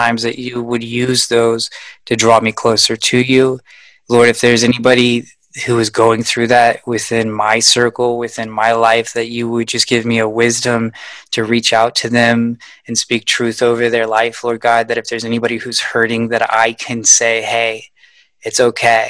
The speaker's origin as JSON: {"language": "English", "country": "United States", "said": "As an American"}